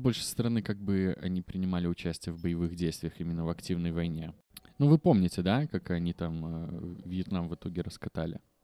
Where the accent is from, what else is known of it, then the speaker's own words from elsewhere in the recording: Belarus; Мы не можем его говорить, хоть мы и белорусы